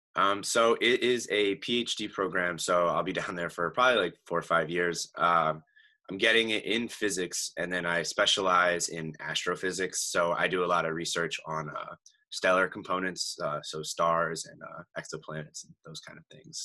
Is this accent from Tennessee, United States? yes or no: no; Easton, Pennsylvania, United States; I am from Easton, Pennsylvania